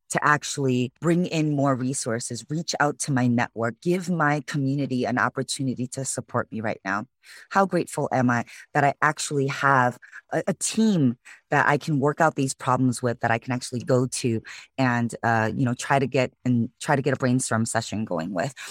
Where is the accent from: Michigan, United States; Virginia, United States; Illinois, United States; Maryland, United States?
Illinois, United States; Chicago; moved away as an adult; now in San Francisco, United States; originally born and raised in Chicago, Illinois, so I'm a Midwest girl